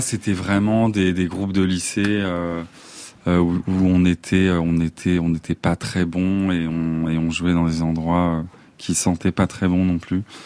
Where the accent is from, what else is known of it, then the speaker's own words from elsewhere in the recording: Vincennes, Île-de-France, France; also born or lived in Besançon / Paris; moi, j'ai grandi à Vincennes, mais je suis né à Besançon